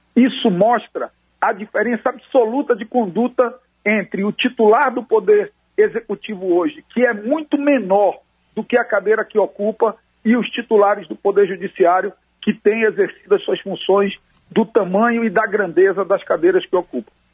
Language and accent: Portuguese; Manaus, Amazonas, Brazil; lá na minha cidade de Manaus